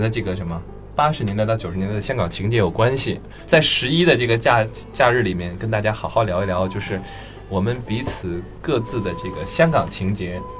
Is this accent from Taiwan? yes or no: no; Northeast China, China; 作为一个东北人